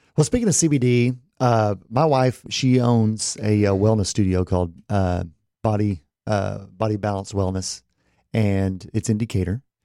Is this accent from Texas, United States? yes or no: yes; Texas, United States; me growing up in Texas